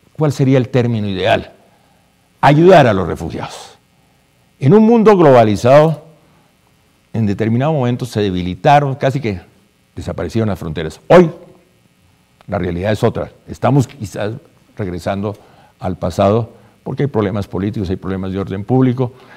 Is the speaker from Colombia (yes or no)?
yes; Colombia